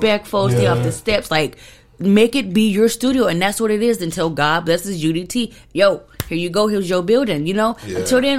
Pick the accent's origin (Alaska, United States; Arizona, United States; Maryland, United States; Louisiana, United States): Arizona, United States; Phoenix; I'm from Phoenix.